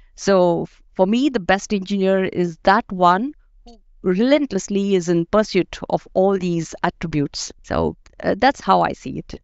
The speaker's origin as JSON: {"language": "English", "country": "India", "moved": "as an adult", "lives_now": "Denmark", "said": "I'm from India"}